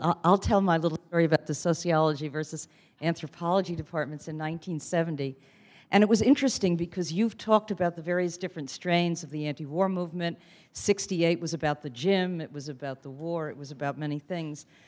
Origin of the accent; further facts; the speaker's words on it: New York City, New York, United States; I come from Queens